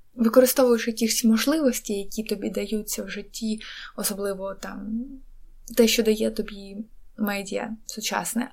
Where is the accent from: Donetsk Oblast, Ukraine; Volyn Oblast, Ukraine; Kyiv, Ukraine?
Donetsk Oblast, Ukraine; Donetsk; moved away; я з Донецьку